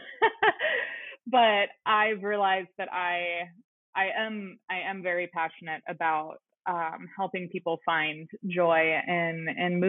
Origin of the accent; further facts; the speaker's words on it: Central Oregon, United States; you and I both had the experience of growing up in Central Oregon